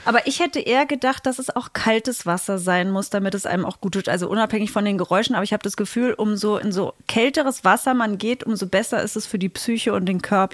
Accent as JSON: {"language": "German", "region": "Saxony-Anhalt", "country": "Germany", "said": "in Sachsen-Anhalt ehrlich gesagt auch, da wo ich herkomme"}